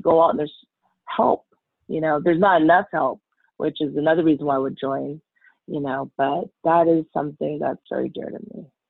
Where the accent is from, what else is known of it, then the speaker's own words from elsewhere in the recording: United States; Being Chinese American, a lot of our culture